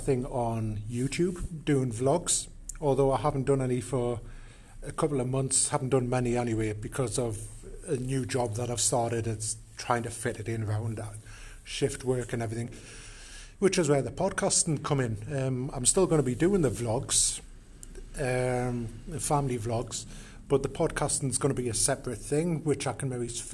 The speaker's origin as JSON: {"language": "English", "town": "Newcastle upon Tyne", "region": "North East England", "country": "United Kingdom", "accent": "Geordie", "said": "I'm actually from Newcastle upon Tyne in the UK. So the accent you're hearing is Geordie"}